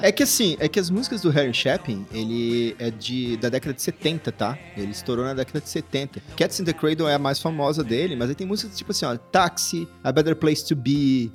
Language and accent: Portuguese; Brazil; nós somos brasileiros